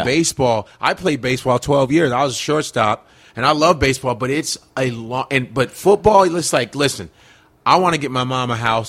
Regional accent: Chicago, Illinois, United States; moved away; also born or lived in New York; I grew up around Wrigley Field. My high school is 15 minutes away from Wrigley Field.

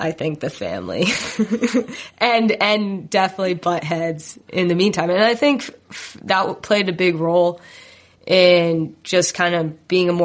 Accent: New Jersey, United States; I grew up in Jersey, which is a hotbed for soccer.

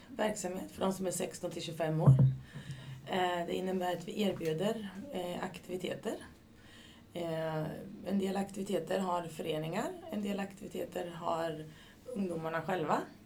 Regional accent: Katrineholm, Södermanland, Sweden; moved away as an adult; also born or lived in Linköping; now in Ljungsbro, Sweden; Började min karriär i Katrineholm, där jag är ifrån

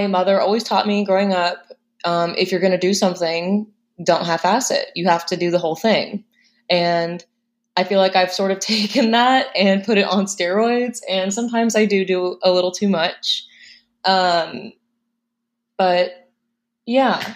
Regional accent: Plain City, Ohio, United States; also born or lived in Indiana; My father transferred jobs and we moved to Ohio, to Plain City

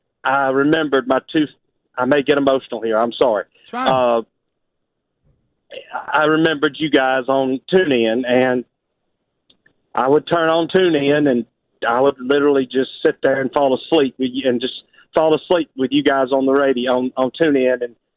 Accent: Pensacola, Florida, United States; moved away; I'm originally from Pensacola, so

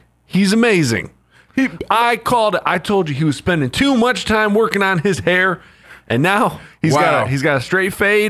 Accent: Ohio, United States; I'm from Ohio

